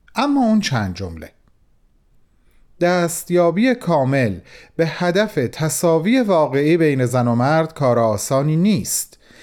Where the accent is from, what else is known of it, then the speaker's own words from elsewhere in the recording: Mashhad, Razavi Khorasan, Iran; به عنوان یک مشهدی